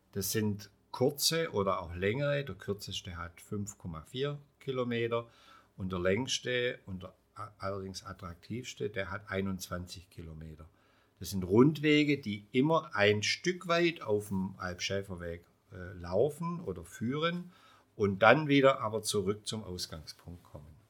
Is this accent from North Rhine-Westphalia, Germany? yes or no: no; Heidenheim, Baden-Württemberg, Germany; Ich komme aus Heidenheim